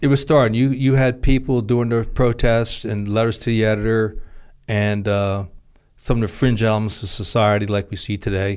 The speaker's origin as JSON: {"language": "English", "town": "Trenton", "region": "New Jersey", "country": "United States", "tie": "born or raised there", "said": "I grew up in Trenton, New Jersey"}